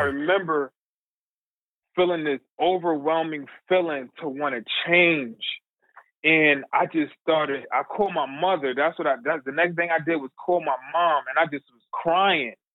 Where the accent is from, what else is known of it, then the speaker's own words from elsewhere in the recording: New Haven, Connecticut, United States; I'm from New Haven, Connecticut. Um and it's the area in New Haven called the New Hallville section um, of our town